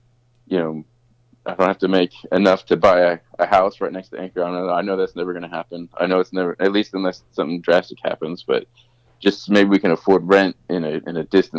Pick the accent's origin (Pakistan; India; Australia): Australia; accent: American; now in United States; My background, I mean, I have an American accent and I sound like an American, but I grew up in Australia. I worked in Australia for a long time and there's a lot of labor protection there.